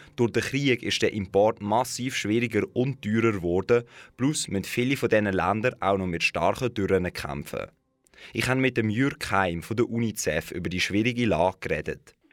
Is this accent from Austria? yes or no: no; Switzerland; bei uns in der Schweiz.